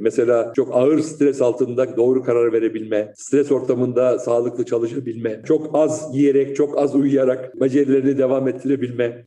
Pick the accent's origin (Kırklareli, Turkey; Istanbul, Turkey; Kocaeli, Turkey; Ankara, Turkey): Istanbul, Turkey; also born or lived in Berlin, Germany; Ben aslen Rizeli olup Üsküdar'da doğmuş, İstanbul Üsküdar'da doğmuş, büyümüş birisiyim.